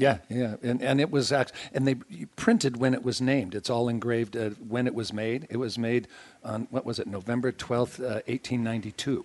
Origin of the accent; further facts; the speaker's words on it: Broadwater County, Montana, United States; grew up in Montana. I was born in Broadwater County